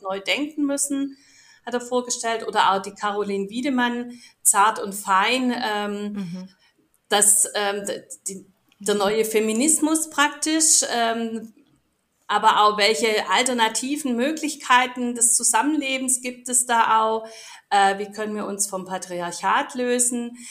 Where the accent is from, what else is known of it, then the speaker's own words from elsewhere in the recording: Stuttgart, Baden-Württemberg, Germany; als Stuttgarter